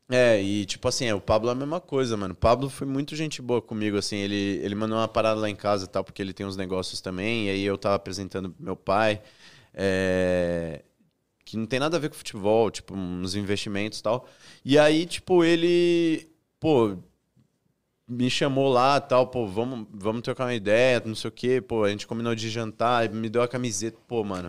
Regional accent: Presidente Prudente, São Paulo, Brazil; Eu sou de Presidente Prudente

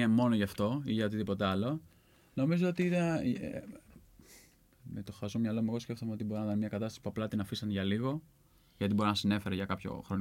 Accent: Central Greece, Greece; Ναι, εγώ είμαι από την Εύβοια

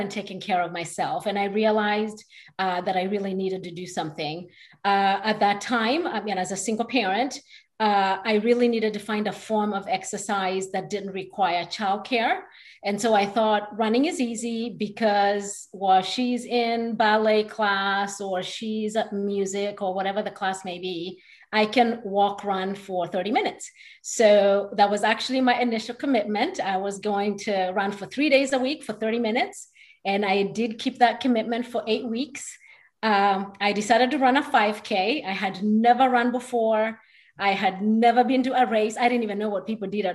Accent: Kenya; moved away as an adult; now in Houston, United States; I was actually born there and lived there till I was 17. So moved here to go to college

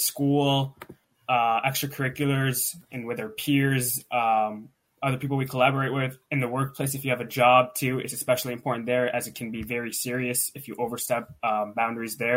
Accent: Pittsburgh, Pennsylvania, United States; I'm from Pittsburgh, Pennsylvania.

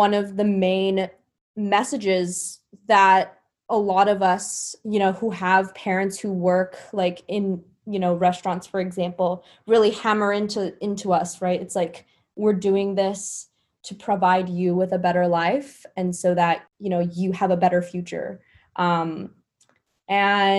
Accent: Rolla, Missouri, United States; I grew up in Rolla, Missouri, super racially

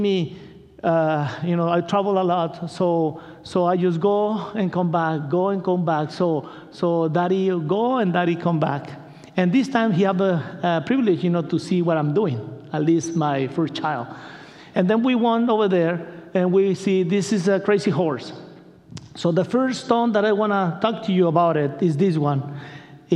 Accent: Culiacán, Sinaloa, Mexico; English is a second language; moved away; I'm from Culiacan

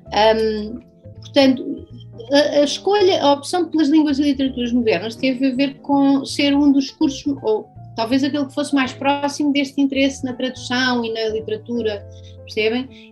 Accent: Loulé, Algarve, Portugal; eu cresci aqui no Algarve, numa cidadezinha pequena chamada Lolé

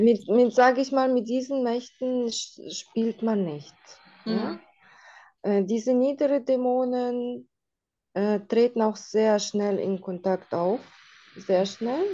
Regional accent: Russia; now in Germany; bei uns in Russland

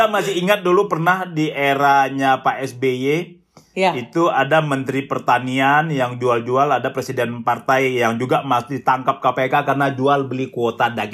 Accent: West Sumatra, Indonesia; Sebagai orang Minang, jadi momen-momen uh, memasak yang besar itu adalah sebelum puasa dan sebelum Idul Fitri.

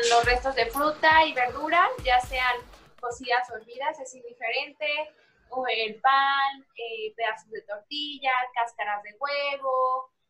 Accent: Mexico; somos personas creativas, este, como mexicanos

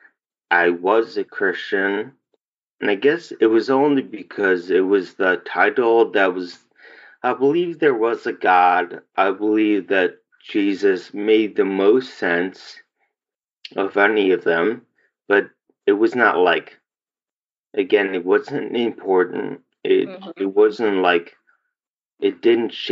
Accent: Homewood, Illinois, United States; also born or lived in Chicago, Illinois; We lived there from age of like four until I graduated high school.

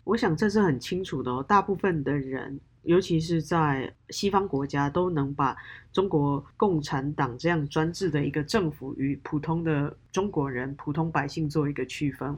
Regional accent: Taiwan; now in United States; 我是一个台湾人，在美国

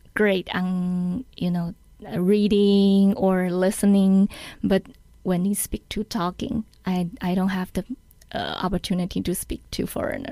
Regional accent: Taiwan; English is a second language; I learned English from elementary school. Mm, you know, every Taiwanese have to learn English mm. from the elementary school

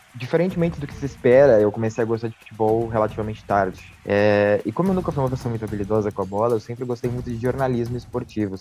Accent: Rio Grande, Rio Grande do Sul, Brazil; moved away as an adult; now in Porto, Portugal; eu sou brasileiro, venho da da cidade de Rio Grande, no estado do Rio Grande do Sul

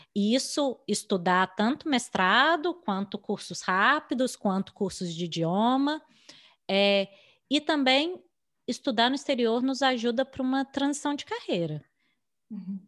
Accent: Brazil; moved away as an adult; now in United States; a gente aprendeu a fazer currículo no Brasil, aprendeu a fazer entrevista uhum. no Brasil

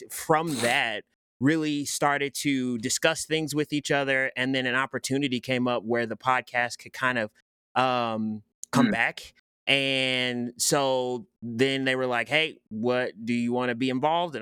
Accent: Kansas City, Missouri, United States; I grew up in Kansas City, Kansas City, Missouri

